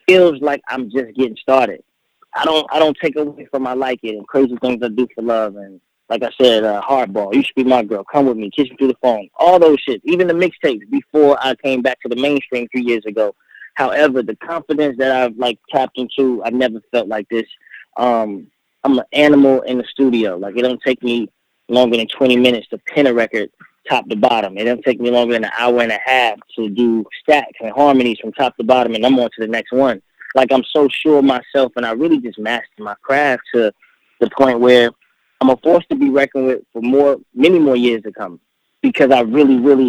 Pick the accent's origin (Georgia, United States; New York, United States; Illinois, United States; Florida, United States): Florida, United States; Miami; also born or lived in Fort Lauderdale / Tampa; I didn't know Miami, and I was raised there for like 5-6 years.